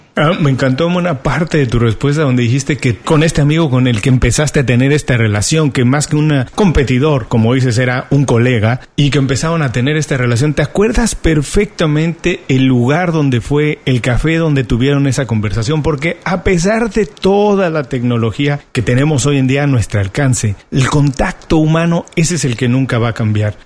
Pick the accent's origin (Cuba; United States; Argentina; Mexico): Mexico; en México, de donde soy originario